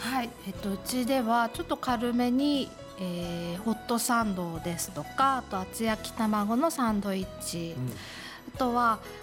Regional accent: Mibu-machi, Tochigi, Japan; now in Utsunomiya, Japan; 私、出身は三部町です

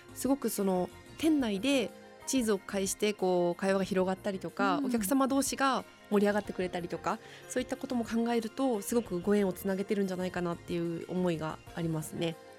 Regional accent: Tochigi, Japan; moved away; 栃木出身

